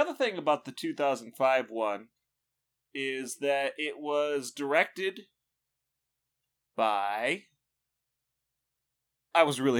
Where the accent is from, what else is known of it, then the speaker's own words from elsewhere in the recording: United States; You're American, because I'm American. How could you?